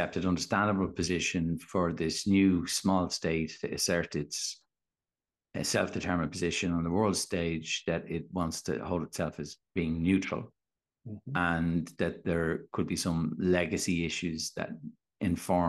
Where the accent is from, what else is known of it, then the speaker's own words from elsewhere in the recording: Ireland; as an Irish nation